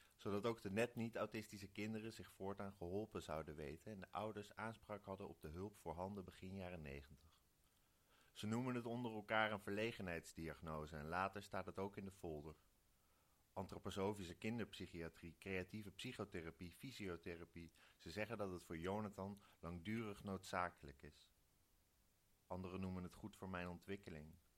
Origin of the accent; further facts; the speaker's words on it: Wijk bij Duurstede, Utrecht, Netherlands; ik kom uit Wijk. Dat is hier acht kilometer vandaan. En daar zeggen we Doorn